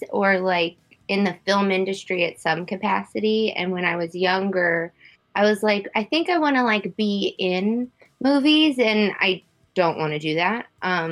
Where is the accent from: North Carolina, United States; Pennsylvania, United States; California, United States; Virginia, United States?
Virginia, United States; moved away as an adult; now in Los Angeles, United States; I'm from Virginia, right outside of DC